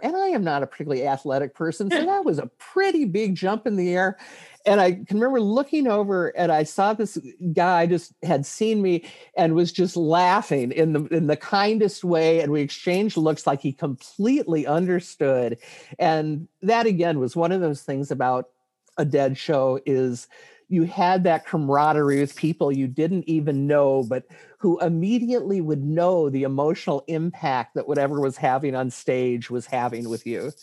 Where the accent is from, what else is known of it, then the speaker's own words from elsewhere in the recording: Ann Arbor, Michigan, United States; my hometown, Ann Arbor